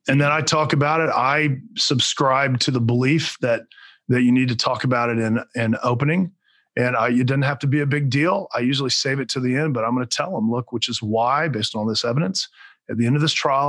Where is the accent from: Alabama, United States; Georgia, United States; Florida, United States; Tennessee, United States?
Florida, United States; Alachua County; now in Orlando, United States; Alachua County, I actually grew up there. That's my hometown. I live in Orlando now